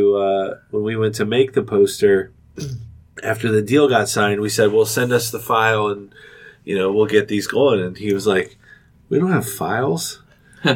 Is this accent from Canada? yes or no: no; Cincinnati, Ohio, United States; I'm from Cincinnati